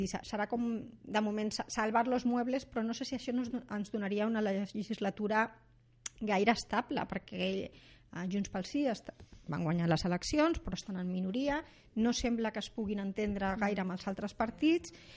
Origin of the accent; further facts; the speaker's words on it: Rubí, Catalonia, Spain; jo sóc de Rubí